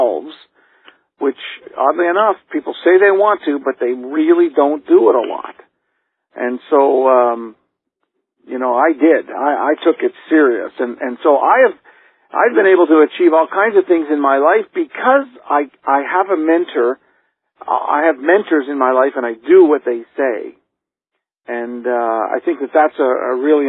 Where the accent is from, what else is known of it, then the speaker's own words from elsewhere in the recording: Canada; I grew up in poverty. I mean, I'm from Canada, and our family lived as I was growing up in the projects